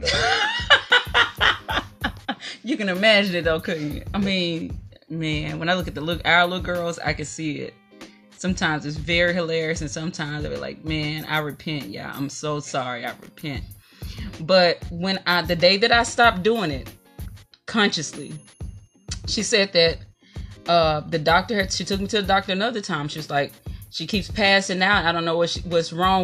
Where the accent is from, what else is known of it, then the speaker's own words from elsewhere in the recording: Mississippi, United States; I was raised in Mississippi